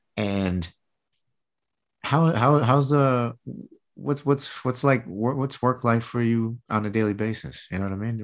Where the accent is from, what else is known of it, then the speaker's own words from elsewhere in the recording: Michigan, United States; also born or lived in Tampa Bay area, Florida; now in Tampa Bay, United States; I was born and raised in Michigan